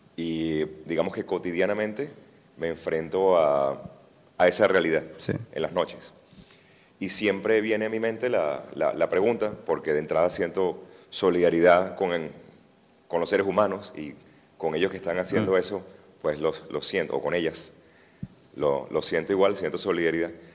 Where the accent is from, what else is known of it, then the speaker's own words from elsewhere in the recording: Caracas, Capital District, Venezuela; yo como caraqueño, venezolano y caraqueño